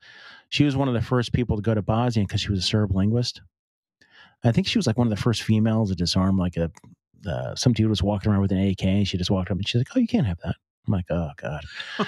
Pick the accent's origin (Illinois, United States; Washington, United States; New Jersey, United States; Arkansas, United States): New Jersey, United States; Boonton; born there; But I was born in Booton, New Jersey, which is over it's down by Jersey City a little bit.